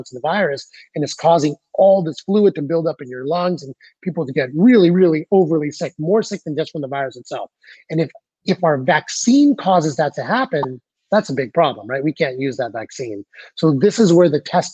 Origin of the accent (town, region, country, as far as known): United States